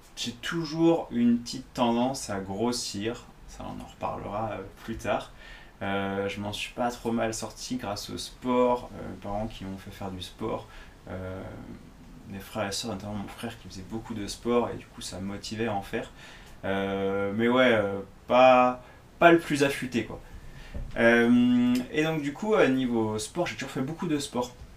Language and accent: French; Nantes, Pays de la Loire, France; mon entraîneur me parlait d'aller faire les recrutements bah, au FC Nantes, parce que j'étais de Nantes.